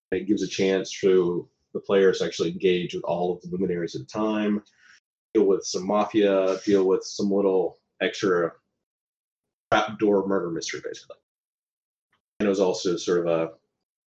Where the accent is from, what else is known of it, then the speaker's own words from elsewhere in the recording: Alabama, United States; growing up in Alabama, we didn't have a lot of money